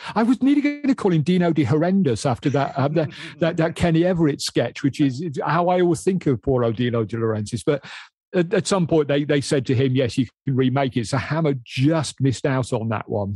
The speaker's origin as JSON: {"language": "English", "region": "Midlands", "country": "United Kingdom", "said": "I'm from the Midlands. I can barely speak English."}